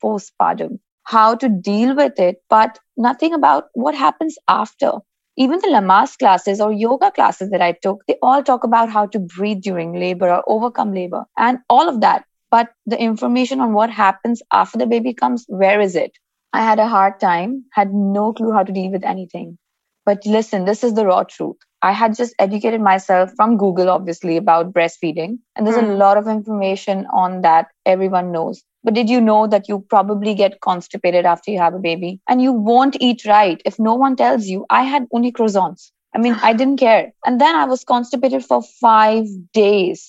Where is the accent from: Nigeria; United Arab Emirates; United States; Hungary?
United Arab Emirates; Dubai; I'm born and raised in Dubai, actually, and I'm Indian by descent